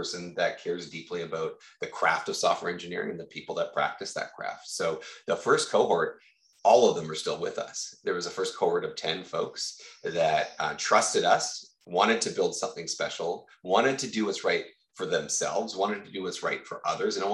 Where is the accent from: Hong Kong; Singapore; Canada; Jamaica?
Canada; Victoria, British Columbia; I've born and raised in Victoria